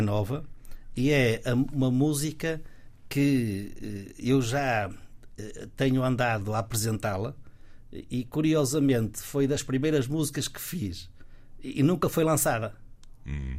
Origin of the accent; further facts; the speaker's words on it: Guimarães, Braga, Portugal; Sou natural de Guimarães